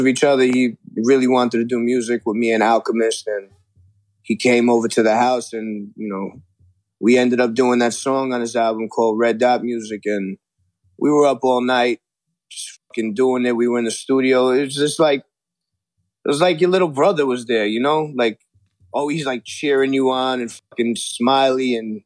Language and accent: English; New York City, New York, United States; growing up in Flushing